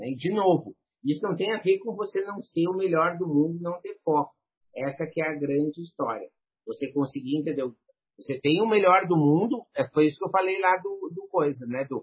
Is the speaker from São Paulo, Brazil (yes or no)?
no; Rio Grande do Sul, Brazil; acho que é porque eu sou gaúcho